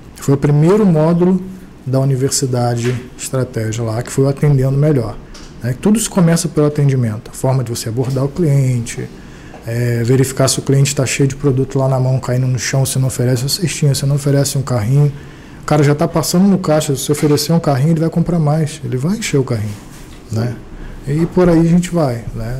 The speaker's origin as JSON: {"language": "Portuguese", "area": "Ubá", "region": "Minas Gerais", "country": "Brazil", "moved": "yes", "lives_now": "Rio de Janeiro, Brazil", "said": "eu sou de Ubar, né? Minha família ela vem de Minas e tudo. Não é, não é a pessoa de fora que está indo para lá, não. Eu estou retornando."}